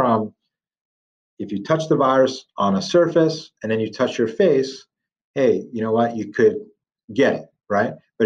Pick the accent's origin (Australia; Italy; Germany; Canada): Italy; moved away; I'm from Italy originally